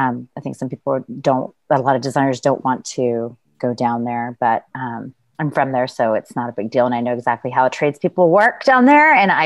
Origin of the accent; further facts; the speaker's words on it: Laredo, Texas, United States; I'm from Laredo, Texas.